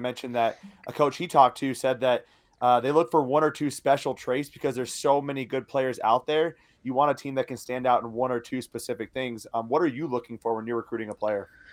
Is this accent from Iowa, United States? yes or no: yes; Iowa, United States; I grew up in Iowa.